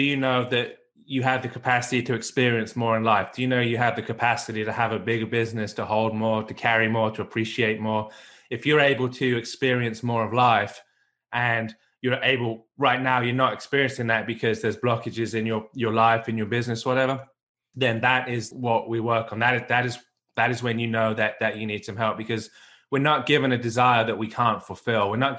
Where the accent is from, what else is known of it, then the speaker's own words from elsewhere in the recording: England, United Kingdom; accent: mongrel accent; also born or lived in United States; now in Australia; I'm originally from England, spent 10 years in America, went back to the UK, and then off to Australia.